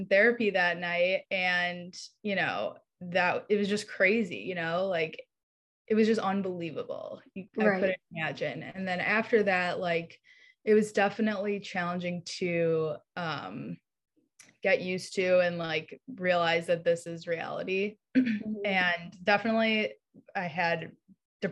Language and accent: English; Chicago, Illinois, United States; now in North Carolina, United States; I live in North Carolina. I'm from Chicago